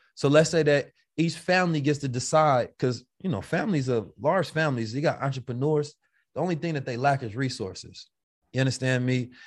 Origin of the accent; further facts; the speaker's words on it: Oakland, California, United States; I'm from Oakland